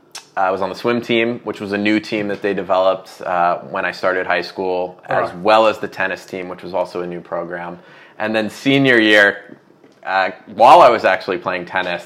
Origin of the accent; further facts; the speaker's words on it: New York City, New York, United States; now in Austin, United States; Born in Manhattan, and then, yep, raised and grew up in Brooklyn.